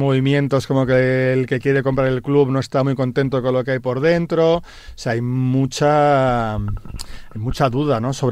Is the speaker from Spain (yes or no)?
yes; Tarragona, Catalonia, Spain; now in Madrid, Spain; desde que me vine de Tarragona a Madrid, que ya ni me acuerdo qué año fue, en el siglo XX.